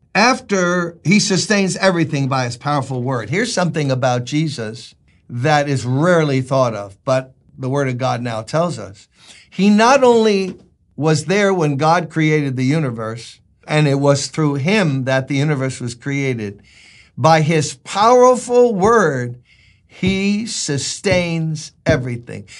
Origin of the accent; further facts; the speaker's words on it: New York City, New York, United States; It's where I was born and raised. I born and raised in Brooklyn